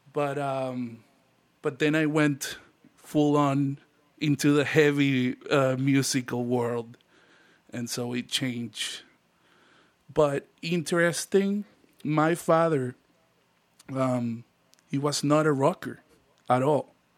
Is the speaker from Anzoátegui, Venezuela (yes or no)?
yes; Puerto La Cruz, Anzoátegui, Venezuela; moved away as an adult; also born or lived in Broward County, Florida; now in Miami, United States; me and Danny, who started the band together, we are from Puerto La Cruz